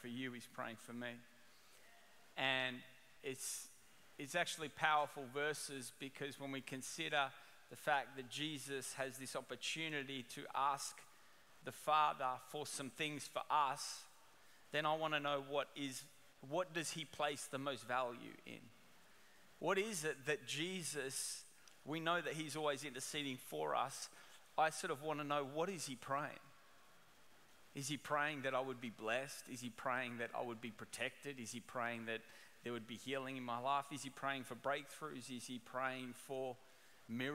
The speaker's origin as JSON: {"language": "English", "country": "Australia", "moved": "as an adult", "lives_now": "Orange County, United States", "said": "I'm originally from Australia, and I migrated to Orange County almost 10 years ago, 9 years ago now, and I brought my accent with me"}